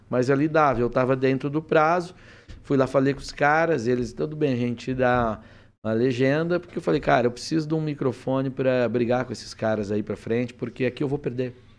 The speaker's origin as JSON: {"language": "Portuguese", "town": "Presidente Venceslau", "region": "São Paulo", "country": "Brazil", "tie": "born or raised there", "also_born_or_lived": "Curitiba", "moved": "yes", "said": "Eu saí, nasci no, em Presidente Venceslau, morei ali no Oeste tá. Paulista e tal. Depois eu fui para Curitiba para estudar jornalismo"}